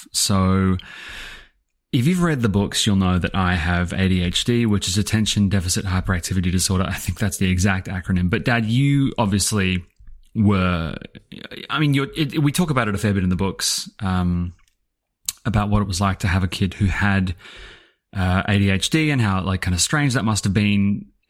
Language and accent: English; Scotland, United Kingdom; whereas I can't even do a Scottish accent and I'm originally Scottish.